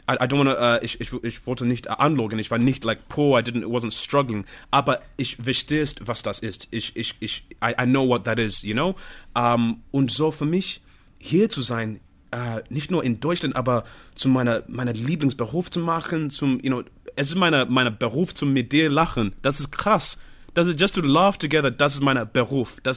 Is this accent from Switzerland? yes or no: no; Zimbabwe; German is a second language; ich komme aus dem Zimbabwe, ich muss auch.